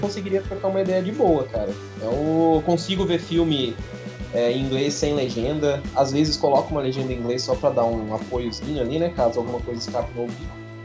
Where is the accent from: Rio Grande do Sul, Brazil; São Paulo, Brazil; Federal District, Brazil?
São Paulo, Brazil; Leme; Eu mal saí de Leme, eu sou um menino que os pés fincados na terra